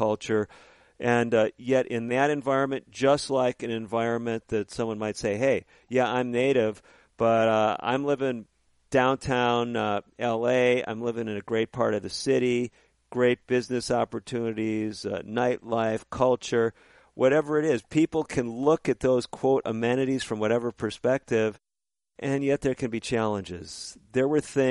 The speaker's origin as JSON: {"language": "English", "town": "Chicago", "region": "Illinois", "country": "United States", "tie": "born or raised there", "also_born_or_lived": "Northbrook, Illinois", "said": "I grew up in the Chicago area as a young man, ended up in a little place called Northbrook, Illinois"}